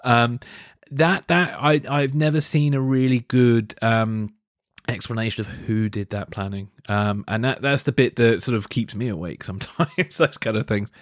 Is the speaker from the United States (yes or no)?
no; United Kingdom; Oleg Gordievsky, who used to live in my hometown